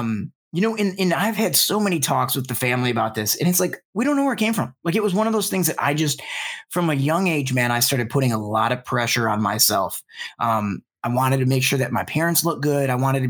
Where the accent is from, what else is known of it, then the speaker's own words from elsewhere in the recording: Detroit, Michigan, United States; So, you know, as I had kind of mentioned, I grew up in Metro Detroit